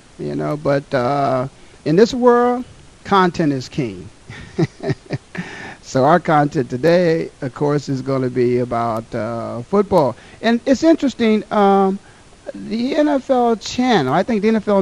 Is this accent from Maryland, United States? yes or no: no; Ohio, United States; my hometown, my home state, Ohio